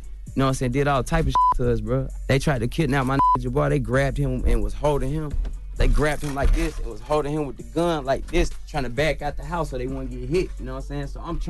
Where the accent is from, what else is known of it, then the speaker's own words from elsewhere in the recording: Chicago, Illinois, United States; born there; No, I was born in Chicago.